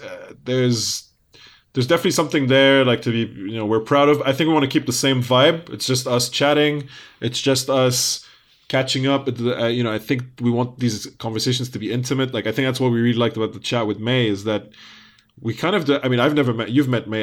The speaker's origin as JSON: {"language": "English", "country": "United Kingdom", "also_born_or_lived": "Lebanon", "said": "we're British Arab"}